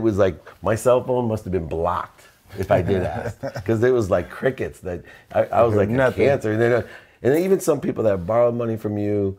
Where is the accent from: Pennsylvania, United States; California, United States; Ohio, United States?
Ohio, United States; Akron; I watched an interview with Bernie Kosar, and I come from Akron, Ohio.